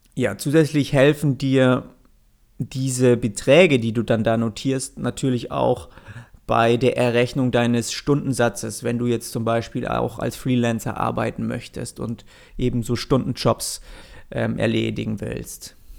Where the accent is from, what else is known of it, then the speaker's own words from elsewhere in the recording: Swabia, Germany; als gebürtiger Schwabe